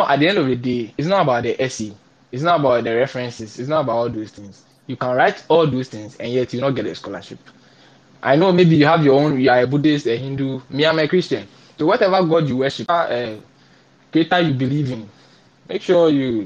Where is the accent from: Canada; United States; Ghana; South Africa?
Ghana; English is a second language; I am a Ghanaian, right? And I know that English is not my fundamental language. But I'm a Ghanaian. I've schooled in language. English is our official language. And I've been in Ghana in school for, I think, 23 years.